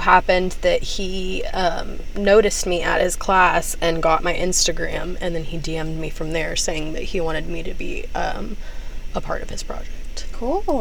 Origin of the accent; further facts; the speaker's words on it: Texas, United States; moved away as an adult; now in Los Angeles, United States; being from Texas